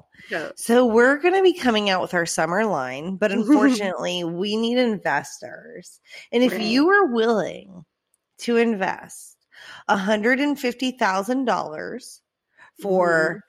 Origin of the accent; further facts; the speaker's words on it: Orange Park, Florida, United States; Ma'am, I'm from Orange Park.